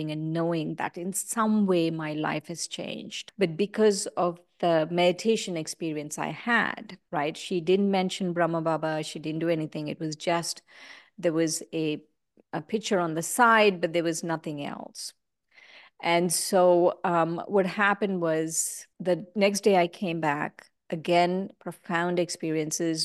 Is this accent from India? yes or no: yes; India; I grew up in India